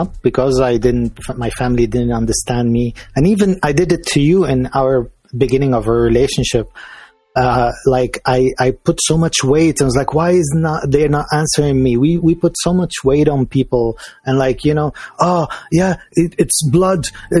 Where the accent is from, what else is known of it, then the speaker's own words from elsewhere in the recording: Liverpool, North West England, United Kingdom; because I'm English. I'm from Liverpool.